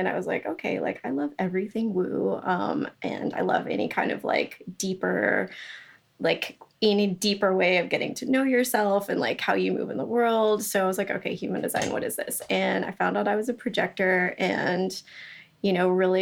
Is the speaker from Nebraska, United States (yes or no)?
no; Georgia, United States; I'm from Georgia